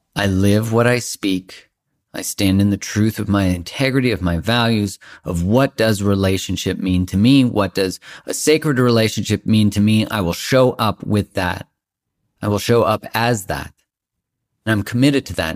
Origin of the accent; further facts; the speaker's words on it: Canada; I'm Canadian